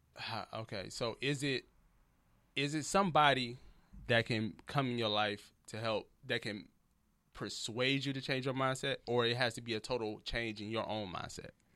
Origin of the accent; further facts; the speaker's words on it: Detroit, Michigan, United States; moved away as an adult; also born or lived in Memphis / Texas; now in Los Angeles, United States; I'm from Detroit